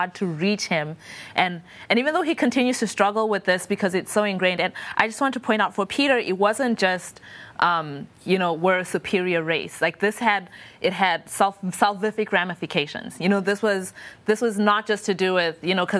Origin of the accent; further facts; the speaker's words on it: Zimbabwe; I'm from Zimbabwe